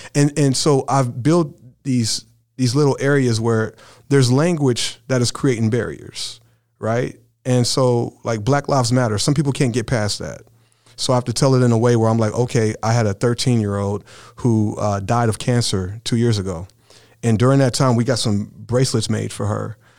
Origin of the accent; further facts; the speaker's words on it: Brownsburg, Indiana, United States; I grew up in Brownsburg, Indiana f, in my high school years